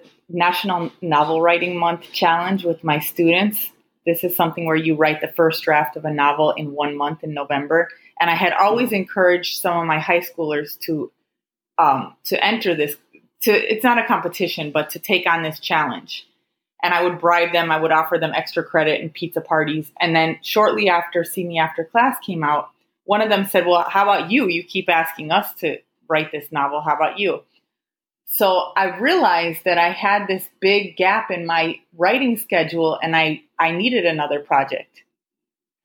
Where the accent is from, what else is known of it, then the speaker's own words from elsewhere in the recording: Chicago, Illinois, United States; moved away as an adult; also born or lived in Houston; now in Miami, United States; I'm originally from Chicago